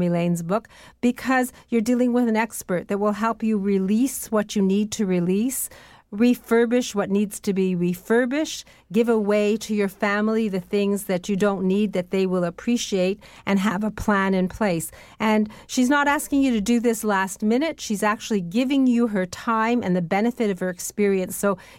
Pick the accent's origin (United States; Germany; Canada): Canada; Welland, Ontario; I was brought up in the Southern Great Lakes in Welland, and there's all sorts of wonderful things happening in Niagara and in Buffalo.